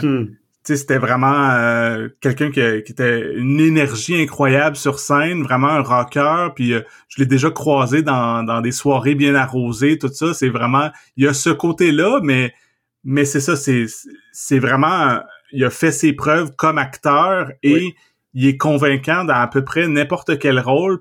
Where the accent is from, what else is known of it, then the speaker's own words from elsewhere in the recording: Trois-Rivières, Quebec, Canada; j'ai grandi à Trois-Rivières